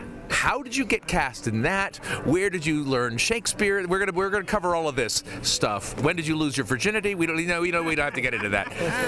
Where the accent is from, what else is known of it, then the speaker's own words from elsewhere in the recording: California, United States; I'm from California.